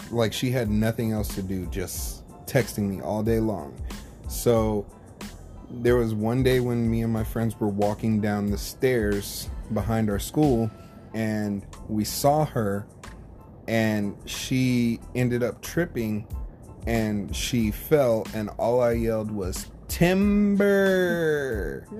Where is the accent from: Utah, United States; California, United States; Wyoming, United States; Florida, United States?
California, United States; also born or lived in Oklahoma; I was born in Oklahoma, raised in California, so I'm a California uh, guy